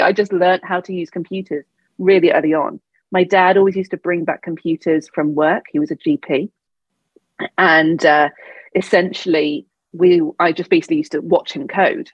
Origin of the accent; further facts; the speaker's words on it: Devon, South West England, United Kingdom; now in London, United Kingdom; I grew up in Devon